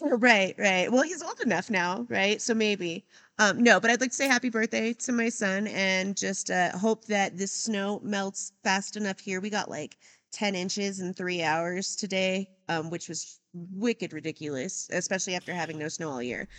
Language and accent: English; Denver, Colorado, United States; I actually grew up, like, a couple of neighborhoods away from that airport